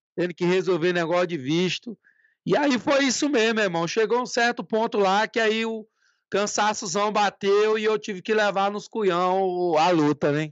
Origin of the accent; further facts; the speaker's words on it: Tucumã, Pará, Brazil; also born or lived in Marabá, Pará; Eu sou de Tucumã, né? Eu, eu nasci no Marabá, mas eu fui muito novo para Tucumã, é a cidade que eu amo demais